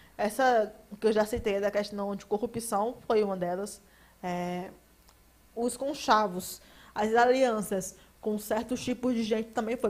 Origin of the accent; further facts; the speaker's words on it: Paraíba, Brazil; also born or lived in João Pessoa; que tem a vergonha de dizer que é paraibano